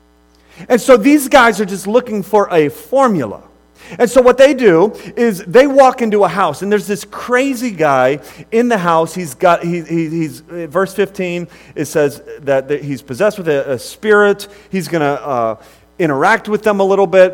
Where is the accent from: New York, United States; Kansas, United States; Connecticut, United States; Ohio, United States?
Ohio, United States; Akron; moved away; I'm from originally from Akron, Ohio